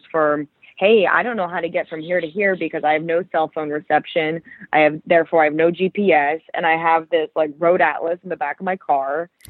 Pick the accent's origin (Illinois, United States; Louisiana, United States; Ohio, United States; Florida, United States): Ohio, United States; Cleveland; moved away as an adult; also born or lived in Chicago; now in New York City, United States; I grew up in Cleveland area.